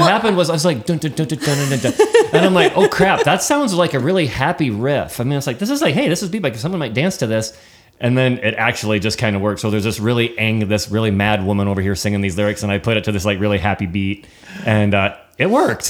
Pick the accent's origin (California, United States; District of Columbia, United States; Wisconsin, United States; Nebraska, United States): Nebraska, United States; we're from Nebraska